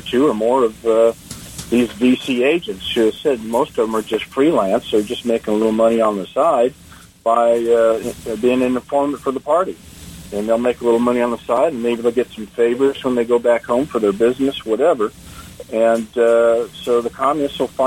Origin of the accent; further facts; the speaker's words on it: United States; I'm an American citizen by birth.